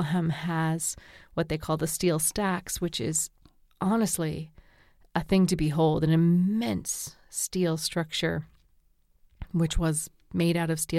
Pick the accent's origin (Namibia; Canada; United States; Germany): Canada; New Brunswick; Well, near where I did some of my growing up in New Brunswick, over the border, there was Calais, Maine